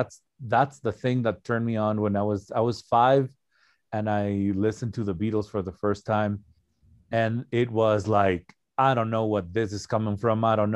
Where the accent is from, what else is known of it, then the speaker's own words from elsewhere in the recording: Ecuador; English is a second language; Oh, no. Actually, I'm from Ecuador, South America.